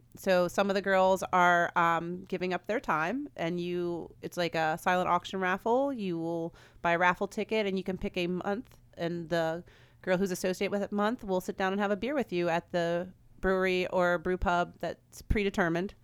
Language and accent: English; Frederick, Maryland, United States; moved away; I'm from Frederick, Maryland, and when I was in Frederick, I started a women's beer group